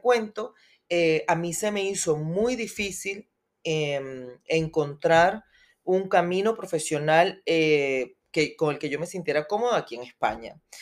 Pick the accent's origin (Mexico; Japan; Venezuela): Venezuela; moved away as an adult; yo soy venezolana, nací en Venezuela